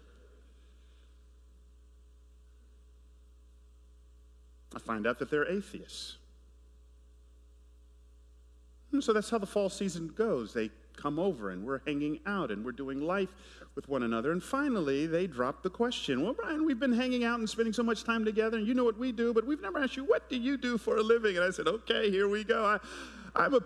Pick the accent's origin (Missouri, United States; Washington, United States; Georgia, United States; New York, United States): Georgia, United States; Atlanta; moved away as an adult; now in San Jose, United States; I grew up in Atlanta in the 80s.